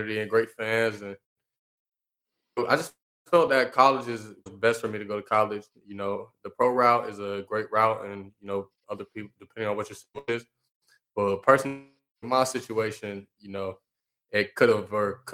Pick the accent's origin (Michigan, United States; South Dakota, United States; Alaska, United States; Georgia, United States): Georgia, United States; being in Georgia, you know, growing up in Georgia